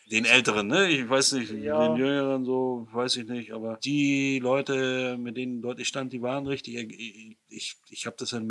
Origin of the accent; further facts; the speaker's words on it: East Germany, Germany; Gerade als Ostdeutscher denk, fühlt man sich so ein bisschen zurückgebiet in die Zeit der, der DDR.